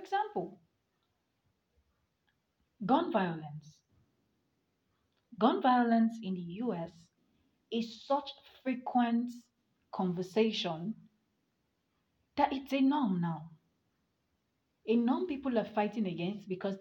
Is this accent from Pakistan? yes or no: no; Nigeria; as a Nigerian